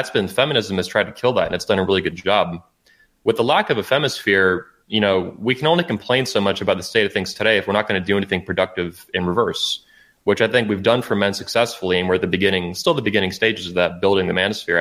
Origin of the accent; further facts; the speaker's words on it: United States; as an American